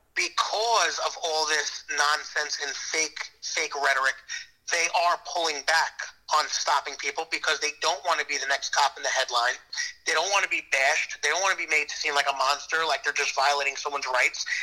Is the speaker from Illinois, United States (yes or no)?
no; New York City, New York, United States; I grew up in Staten Island.